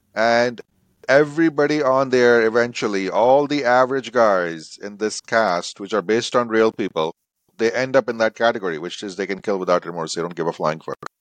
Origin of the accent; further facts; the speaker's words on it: India; I grew up in India